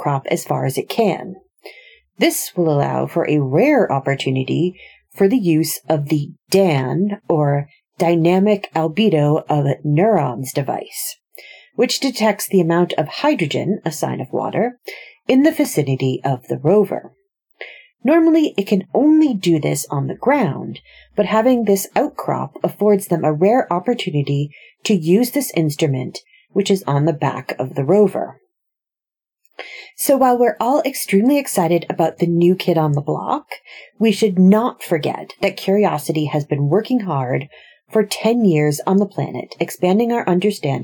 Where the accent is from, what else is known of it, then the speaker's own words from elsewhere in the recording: United States; accent: American; my terrible American accent